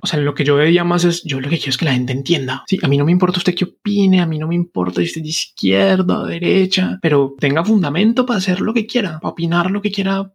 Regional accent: Cartago, Valle del Cauca, Colombia; moved away; also born or lived in Bogotá; pero yo no soy de Bogotá, yo soy de Cartago Valle

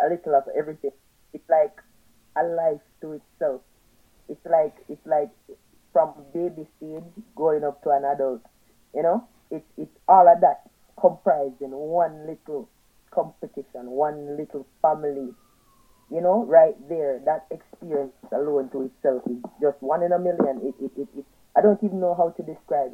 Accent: Saint Catherine, Jamaica; also born or lived in Saint Ann, Jamaica; I'm from St. Anne originally, but I grew up in St. Catherine.

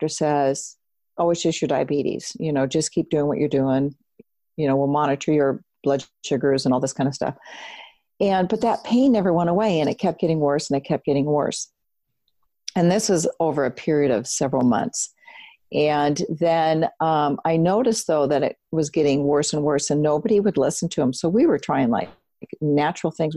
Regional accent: Seattle, Washington, United States; moved away as an adult; I grew up in Seattle.

